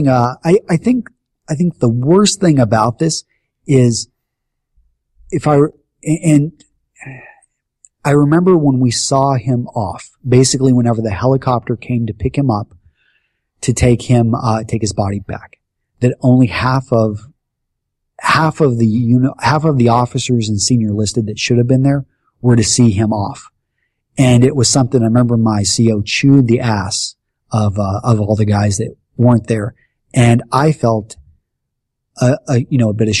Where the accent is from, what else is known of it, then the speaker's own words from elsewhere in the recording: Texas, United States; moved away as an adult; also born or lived in Iowa; growing up in Texas